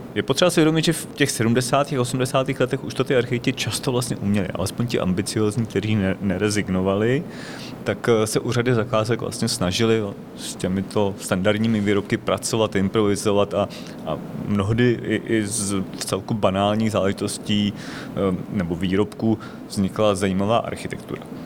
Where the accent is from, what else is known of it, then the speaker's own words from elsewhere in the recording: Děčín, Ústí nad Labem Region, Czechia; pocházím z Děčína a vyrůstal jsem v 70. a 80. letech v, eh, ve městě